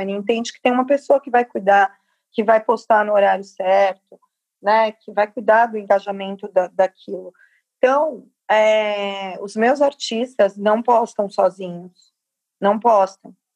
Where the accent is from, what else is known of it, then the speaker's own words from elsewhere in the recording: Capão Redondo, São Paulo, Brazil; Capão Redondo, que é minha quebrada